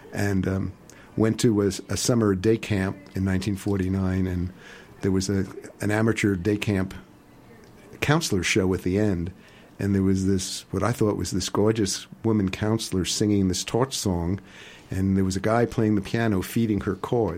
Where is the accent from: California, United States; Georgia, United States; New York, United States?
New York, United States; New York City; moved away; also born or lived in Portland, Oregon; growing up in the West Bronx in an apartment building